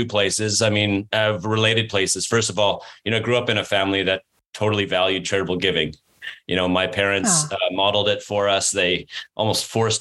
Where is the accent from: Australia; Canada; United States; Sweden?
Canada; I'm from Canada and I'm a Canadian.